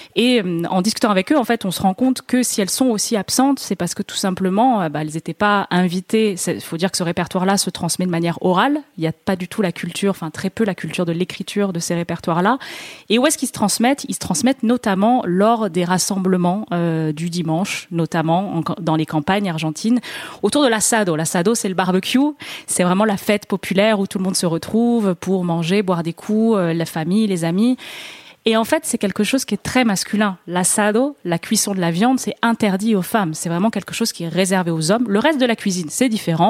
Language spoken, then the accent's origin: French; France; je suis française